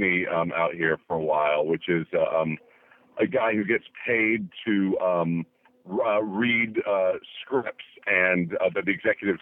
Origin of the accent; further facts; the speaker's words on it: Berkeley, California, United States; moved away as an adult; also born or lived in New York; now in Los Angeles, United States; I grew up in the Bay Area, in Berkeley